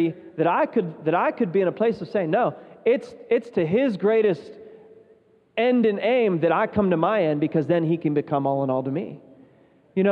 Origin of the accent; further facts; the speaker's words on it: West Virginia, United States; moved away as an adult; also born or lived in Zambia; I was from West Virginia, which is kind of, you know, a redneck state